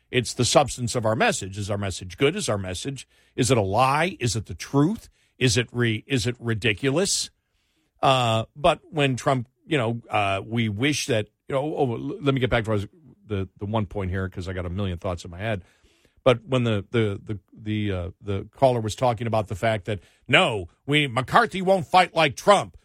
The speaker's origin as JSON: {"language": "English", "town": "Buffalo", "region": "New York", "country": "United States", "tie": "born or raised there", "said": "when we grew up in Buffalo"}